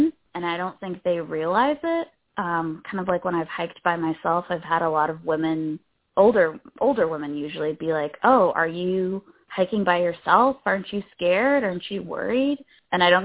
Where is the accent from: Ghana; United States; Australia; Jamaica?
United States; New Hampshire; I grew up in New Hampshire